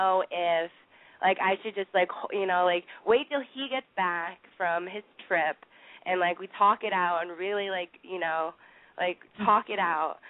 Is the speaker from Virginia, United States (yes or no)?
no; New York City, New York, United States; I'm 23. I'm from Manhattan.